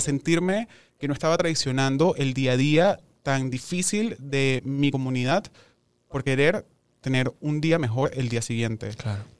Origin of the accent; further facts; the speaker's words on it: Venezuela; moved away as an adult; now in Mexico; somos muchos los venezolanos que estudiamos y nos preparamos